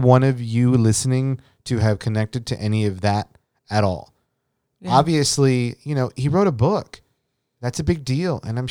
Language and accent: English; Kingsville, Texas, United States; he is from my hometown, and where Elena currently lives now.